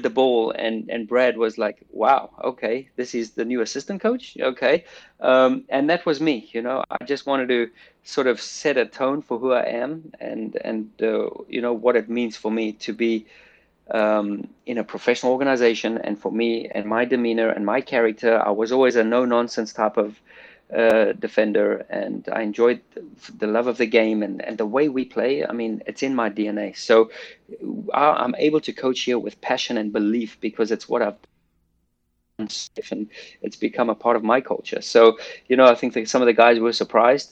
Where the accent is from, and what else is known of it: South Africa; moved away